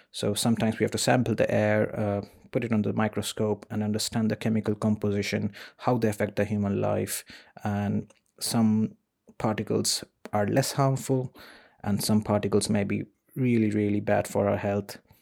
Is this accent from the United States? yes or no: no; India; moved away as an adult; now in Sheffield, United Kingdom; I was born in India